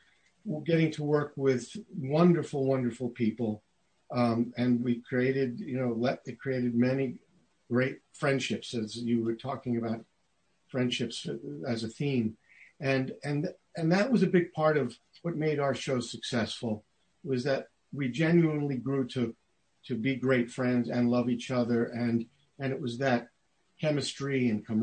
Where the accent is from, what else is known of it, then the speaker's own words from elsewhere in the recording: New York City, New York, United States; now in Southern California, United States; I grew up in Brooklyn, New York